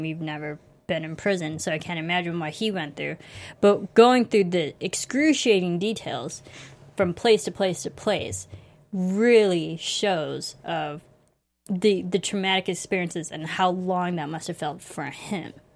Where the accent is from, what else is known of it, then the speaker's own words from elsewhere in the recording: United States; I grew up in America